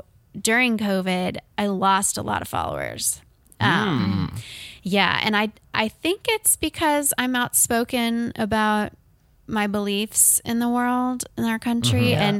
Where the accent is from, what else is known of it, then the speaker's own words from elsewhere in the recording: Canton, United States; Yeah, a club in my hometown, Canton.